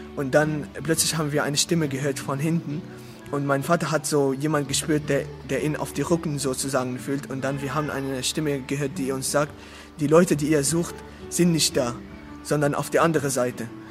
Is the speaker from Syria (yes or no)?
yes; Damascus, Damascus Governorate, Syria; German is a second language; moved away; ich komme aus Syrien, aus der Stadt Damaskus